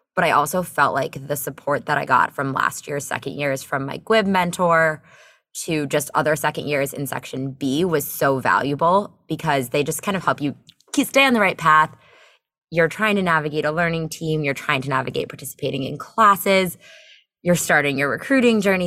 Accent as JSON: {"language": "English", "town": "Bethesda", "region": "Maryland", "country": "United States", "also_born_or_lived": "Chicago", "moved": "as an adult", "lives_now": "Charlottesville, United States", "said": "I'm from the Bethesda, Maryland area"}